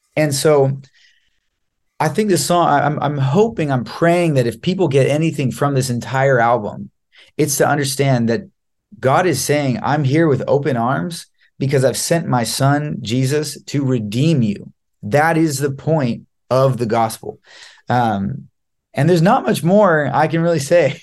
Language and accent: English; Los Angeles, California, United States; I am from Los Angeles, California